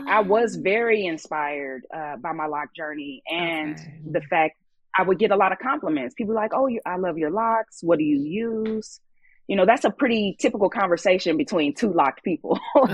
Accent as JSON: {"language": "English", "town": "Kansas City", "country": "United States", "tie": "born or raised there", "also_born_or_lived": "Southern California", "moved": "as an adult", "said": "I grew up in Kansas City"}